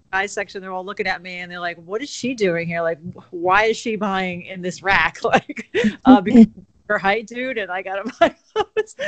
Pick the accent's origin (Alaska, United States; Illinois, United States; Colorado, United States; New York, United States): New York, United States; Shelter Island; born or raised there